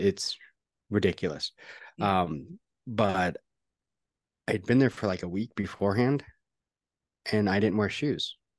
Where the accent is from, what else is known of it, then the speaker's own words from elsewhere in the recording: Canada; also born or lived in Seattle; now in Texas, United States; Yeah. I'm Canadian. That's why I live in Texas.